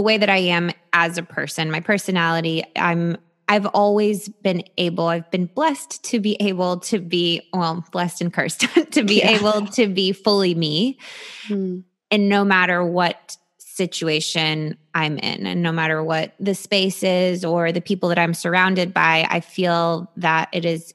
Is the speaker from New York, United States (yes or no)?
yes; New York City, New York, United States; I'm 100% Romanian, and I think maybe in European culture. And I'm also from New York City.